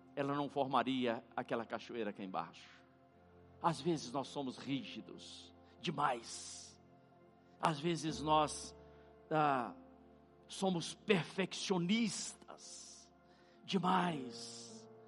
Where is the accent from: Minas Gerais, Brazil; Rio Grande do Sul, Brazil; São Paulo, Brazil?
Minas Gerais, Brazil; near Diamantina; moved away; próximo à, à cidade onde eu nasci